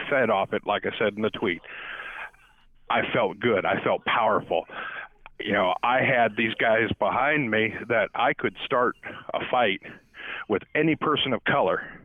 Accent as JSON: {"language": "English", "region": "Southern California", "country": "United States", "tie": "born or raised there", "moved": "yes", "lives_now": "East Coast, United States", "said": "I grew up in Southern California"}